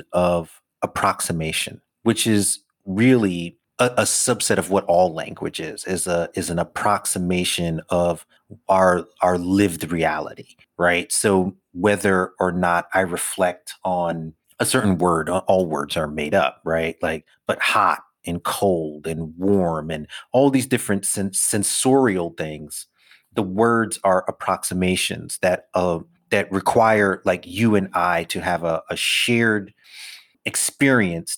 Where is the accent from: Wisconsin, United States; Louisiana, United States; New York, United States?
New York, United States; New York City; I'm a city kid, right? I grew up in Brooklyn in as concrete and glass an environment as one can possibly